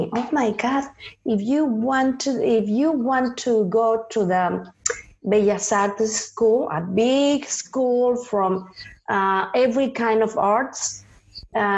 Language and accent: English; Toluca, State of Mexico, Mexico; English is a second language; moved away; I was born in Toluca, Estado de Mexico